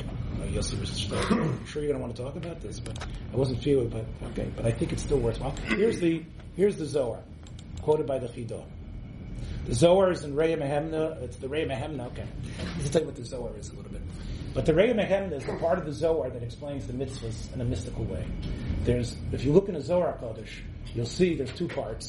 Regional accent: Memphis, Tennessee, United States; I grew up in Little Memphis, Tennessee

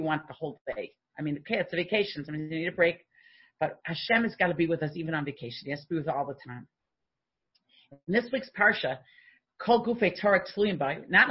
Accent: United States; now in Canada; Now, I'm an American.

